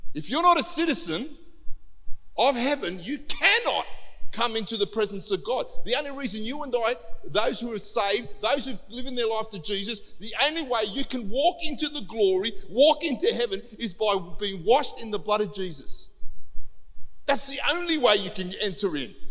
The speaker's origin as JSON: {"language": "English", "country": "Cyprus", "tie": "born or raised there", "moved": "yes", "lives_now": "Australia", "said": "I wasn't born here, right? I was born in Cyprus"}